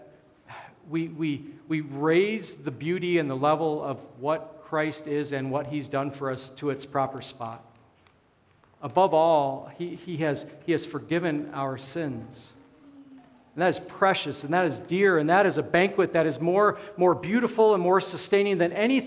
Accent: Alaska, United States; moved away; I grew up in Alaska

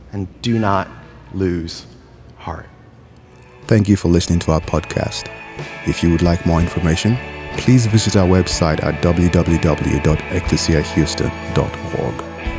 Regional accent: Georgia, United States; moved away; also born or lived in California; I'm from Georgia.

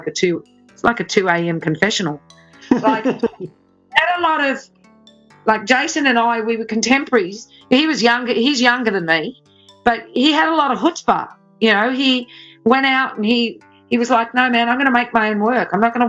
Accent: Australia

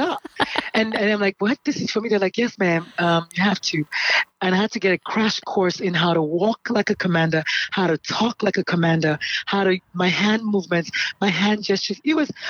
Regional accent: Nigeria; moved away as an adult; also born or lived in South Carolina; now in United States; born in Nigeria. I'm Nigerian by birth, and naturalized as an American. Came in here in 95 for my residency

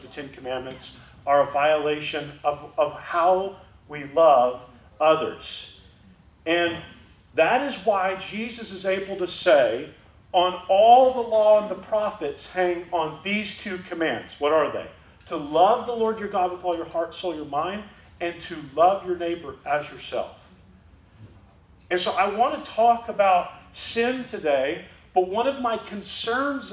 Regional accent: Rowlett, Texas, United States; moved away as an adult; now in Dallas, United States; we moved to Dallas from Rowlett

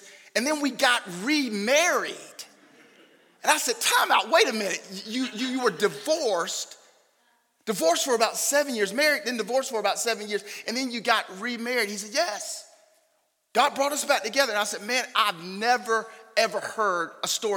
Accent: Raleigh, North Carolina, United States; now in Knightdale, United States; We live in Knightdale. We were both born and raised in Raleigh, but we moved to Knightdale maybe 25 years ago or so now

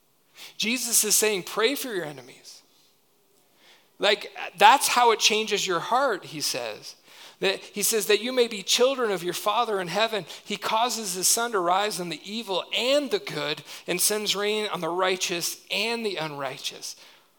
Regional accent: United States; we do as American Christians

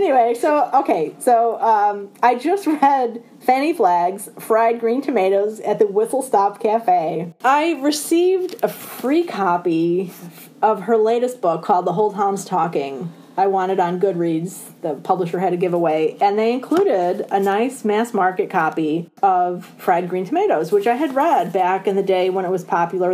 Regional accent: Illinois, United States; moved away as an adult; now in Guilford, United States; I'm from Illinois originally

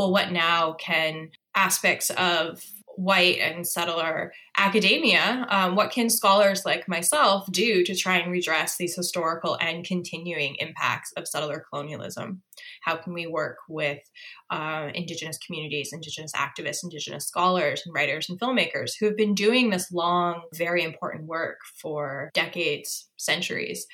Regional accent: New England, United States; moved away as an adult; now in St. John's, Canada; the types of, I guess, myths and stories that I grew up with in New England

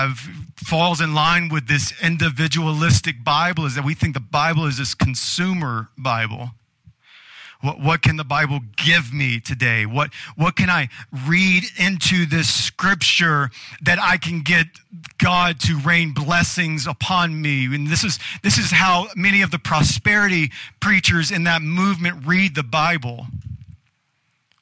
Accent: United States; being an American

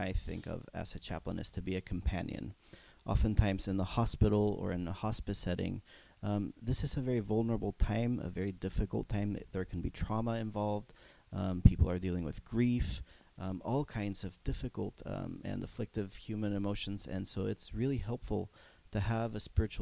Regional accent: Mexico; moved away; I grew up in Mexico

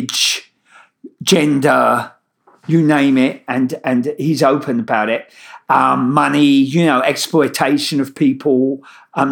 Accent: London, United Kingdom; moved away as an adult; now in New York, United States; my Brooklyn accent, I originally come from East London

